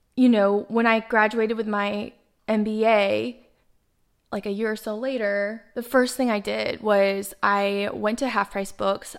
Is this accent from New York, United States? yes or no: no; Dallas, Texas, United States; now in Miami, United States; I'm from Dallas, Texas, but I'm currently based out of Miami, Florida